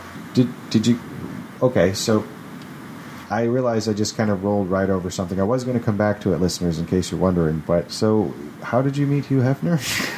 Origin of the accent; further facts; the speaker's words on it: California, United States; I'm from California. We try a lot of weird shit out here.